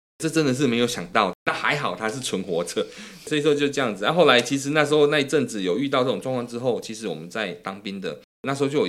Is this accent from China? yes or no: no; Taichung, Taiwan; 我老家也是在台中，我在太平，那其实也是重灾区。